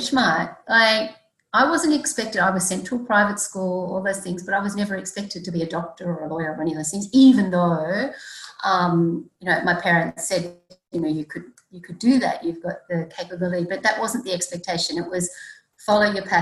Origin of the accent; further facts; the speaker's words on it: Sydney, New South Wales, Australia; also born or lived in Brisbane; I grew up in Sydney. I've lived all my life in Sydney